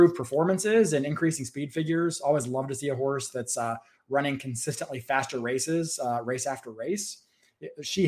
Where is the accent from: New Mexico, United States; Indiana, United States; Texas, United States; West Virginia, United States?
West Virginia, United States; I'm from West Virginia